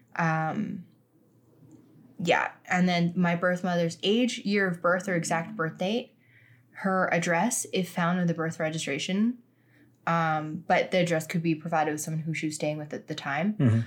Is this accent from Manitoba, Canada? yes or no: no; Regina, Saskatchewan, Canada; I was born in Regina